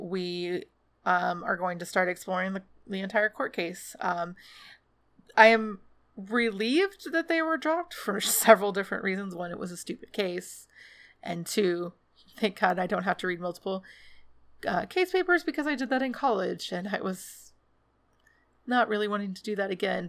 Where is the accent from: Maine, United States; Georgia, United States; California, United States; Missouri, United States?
Georgia, United States; Atlanta; Atlanta's my hometown